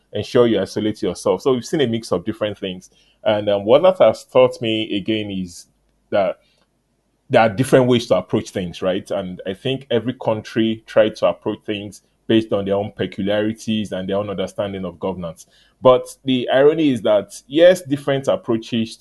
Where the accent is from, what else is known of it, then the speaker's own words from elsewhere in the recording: Nigeria; I'm from Nigeria